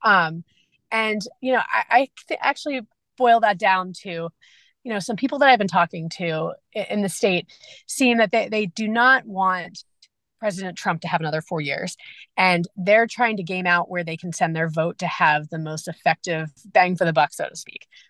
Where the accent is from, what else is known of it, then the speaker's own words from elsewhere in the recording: New Hampshire, United States; I'm from New Hampshire um, originally